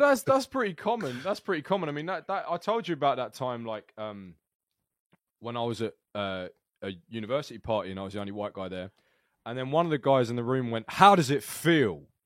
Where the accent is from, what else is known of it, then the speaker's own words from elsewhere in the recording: United Kingdom; unusually for a Brit